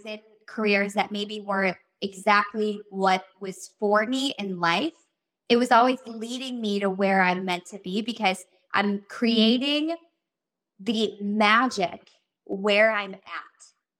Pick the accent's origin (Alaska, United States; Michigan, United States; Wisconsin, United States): Wisconsin, United States; Milwaukee; I don't know anybody in Hollywood. I'm from Milwaukee, Wisconsin.